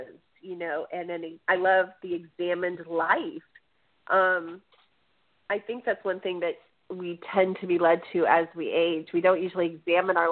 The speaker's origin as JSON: {"language": "English", "town": "Chicago", "region": "Illinois", "country": "United States", "said": "I'm from Chicago"}